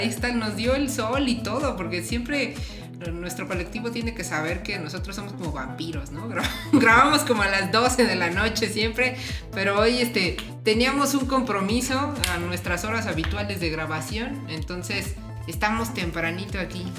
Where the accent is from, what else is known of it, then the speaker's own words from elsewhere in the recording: Mexico City, Mexico; nosotros somos aquí de la Ciudad de México